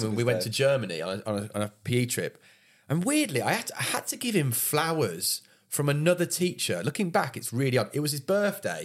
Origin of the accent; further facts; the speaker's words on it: United Kingdom; we're British